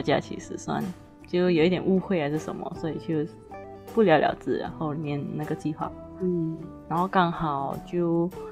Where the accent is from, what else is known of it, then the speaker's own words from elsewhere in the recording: Malaysia; accent: Malaysian; 我们是来自马来西亚的华人。我们的华语当然不会很标准啦